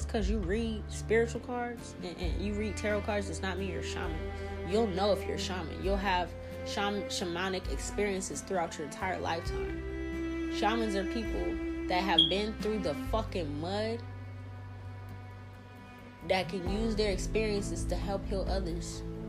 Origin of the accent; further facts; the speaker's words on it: New Orleans, Louisiana, United States; now in Pacific Northwest, United States; I came up to where I live now from the south. I'm in Pacific Northwest. I came from New Orleans, the bottom of the boot, the bottom, where it's murder and killings and you be lucky to live to a certain fucking age.